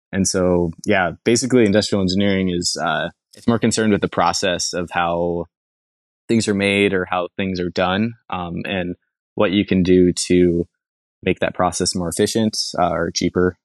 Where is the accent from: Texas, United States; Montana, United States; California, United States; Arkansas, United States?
Montana, United States; Billings; also born or lived in Laurel, Montana; now in Western Washington, United States; I was born in Billings, Montana. And throughout most of my childhood, I did not venture too far. I moved from Billings about twenty minutes away to, to Laurel